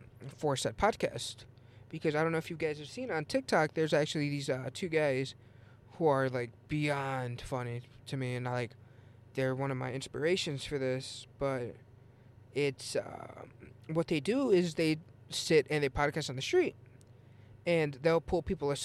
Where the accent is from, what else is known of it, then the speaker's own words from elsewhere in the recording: Illinois, United States; I'm actually from Illinois